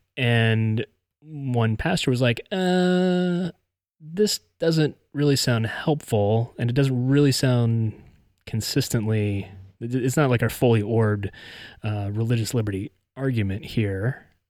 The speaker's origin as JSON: {"language": "English", "region": "West Virginia", "country": "United States", "tie": "born or raised there", "moved": "as an adult", "lives_now": "Tennessee, United States", "said": "I grew up in West Virginia and I spent what, sixteen plus years now in Tennessee"}